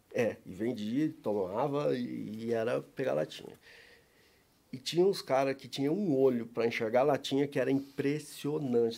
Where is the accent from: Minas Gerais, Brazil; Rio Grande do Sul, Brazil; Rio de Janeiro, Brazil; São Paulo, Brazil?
São Paulo, Brazil; moved away as an adult; now in Curitiba, Brazil; mas eu sou paulista, nasci em São Paulo